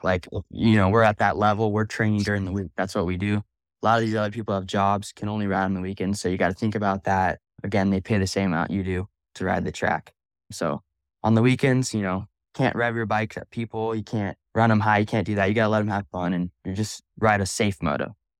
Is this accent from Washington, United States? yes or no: no; Simi Valley, California, United States; I'm from Simi Valley, California